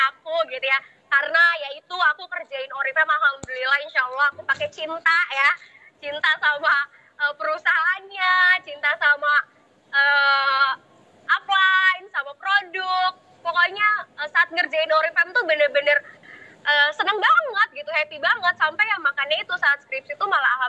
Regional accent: Serang, Banten, Indonesia; salam kenal ya teman-teman aku dari Serang

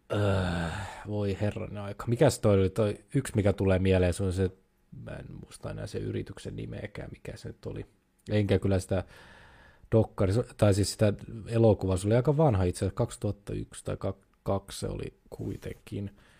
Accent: Finland

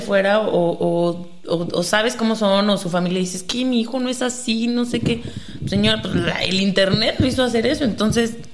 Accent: Mexico; nosotros que somos mexicanos

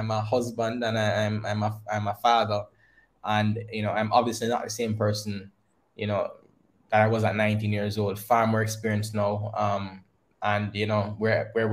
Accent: Christiana, Manchester Parish, Jamaica; growing up in Christiana.

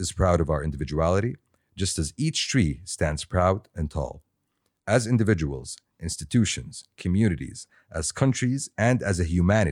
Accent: Saudi Arabia; we all have very common, you know, set of values because we grew up in Saudi

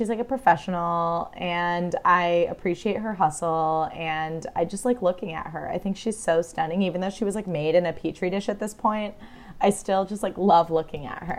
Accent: United States; as an American

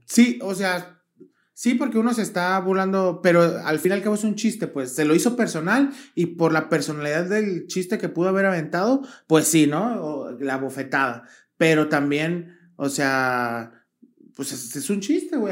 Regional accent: Guadalajara, Jalisco, Mexico; somos de Guadalajara

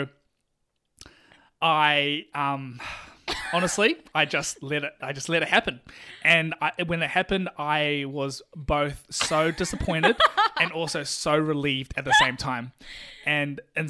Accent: New Zealand; I'm from New Zealand, so you got to speak slowly for me, all right? English is not my first language

